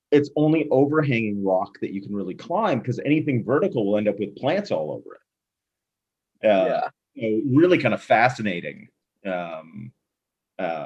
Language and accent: English; Canada; we're from Canada